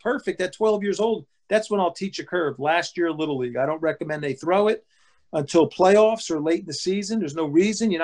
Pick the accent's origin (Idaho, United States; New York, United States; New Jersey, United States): New Jersey, United States; Pine Beach; we grew up in Pine Beach, like you said, but it was Pine Beach post office. but it was Berkeley Township